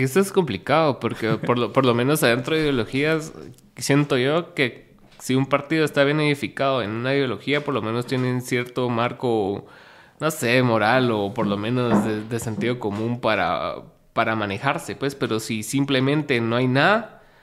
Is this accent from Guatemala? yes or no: yes; Guatemala; somos de Guatemala y no de allá